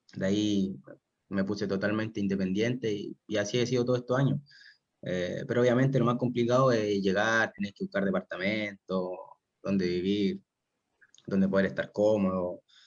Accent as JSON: {"language": "Spanish", "town": "Concepción", "region": "Biobío", "country": "Chile", "said": "yo soy de Concepción, casi toda mi familia es de Concepción"}